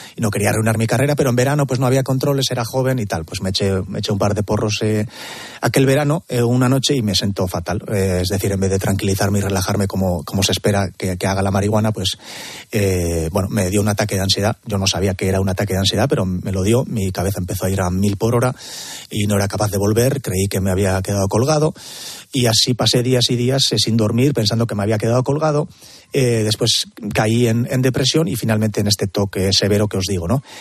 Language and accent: Spanish; Elgoibar, Basque Country, Spain; de mi pueblo, del Goibar